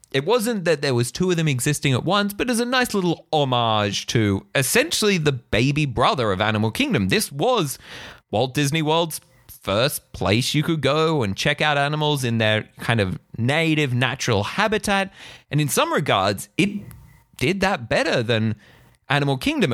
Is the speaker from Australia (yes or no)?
yes; Australia; as an Australian